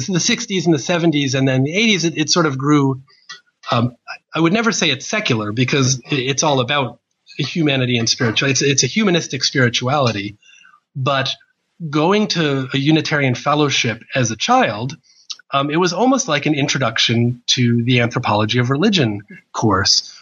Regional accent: New Jersey, United States; moved away as an adult; now in Australia; I was born in 1970 in New Jersey

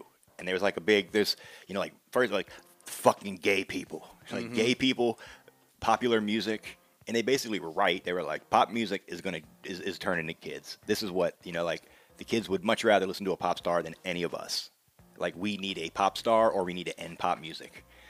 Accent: Virginia, United States; when I grew up in Virginia

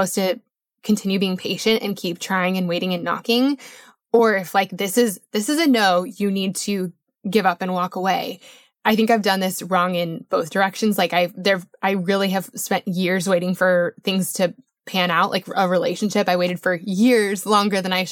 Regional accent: Colorado, United States; I grew up in Colorado

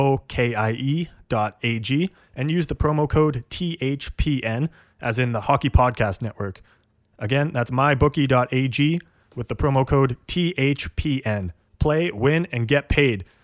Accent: Canada; I know that we're Canadian, but our French is not.

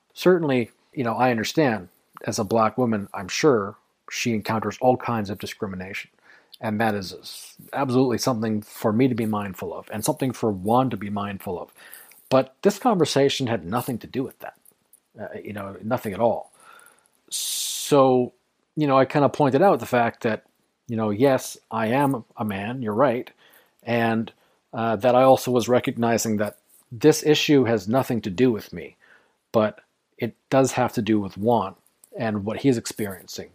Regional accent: Canada; I'm also Canadian

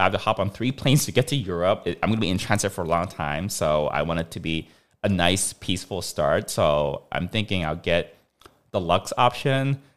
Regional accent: Hong Kong; moved away; we grew up in Hong Kong

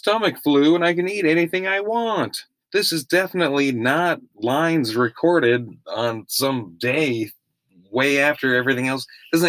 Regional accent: Austria; born there; I was born in Austria.

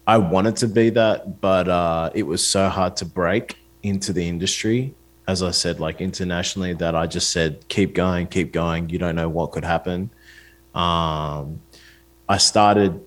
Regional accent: Australia; I'm an Australian artist

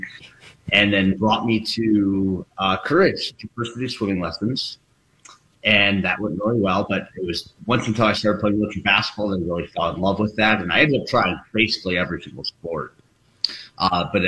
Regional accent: Minneapolis, Minnesota, United States; I grew up in Minneapolis, right down the road from Golden Valley. So Minnesota kid

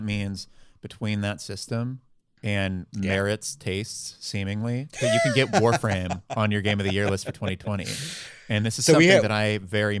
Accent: Dallas, Texas, United States; So I was born in the Dallas area.

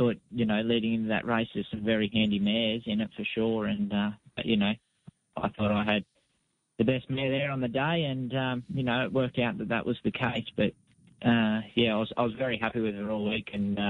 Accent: Balranald, New South Wales, Australia; also born or lived in Victoria / South Australia; now in Sunshine Coast, Australia; I grew up in Balranald on the New South Wales-Victorian border

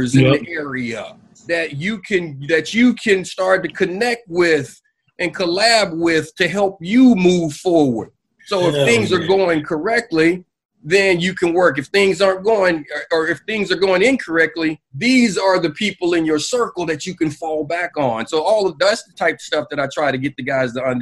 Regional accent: Anniston, Alabama, United States; I'm from the South, man. I'm from Anniston, Alabama

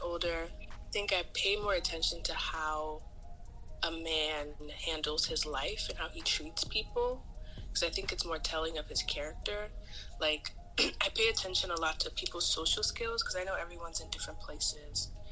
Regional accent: Nigeria; moved away; as a Nigerian

